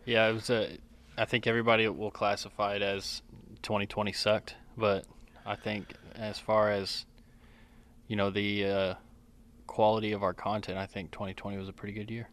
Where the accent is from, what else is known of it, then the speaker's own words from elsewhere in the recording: Collin County, Texas, United States; I grew up in Collin County